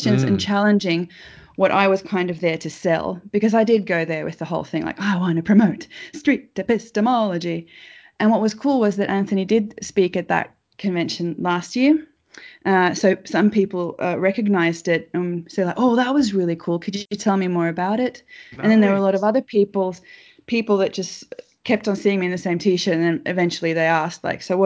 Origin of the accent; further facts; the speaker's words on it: Finland; I come from Finland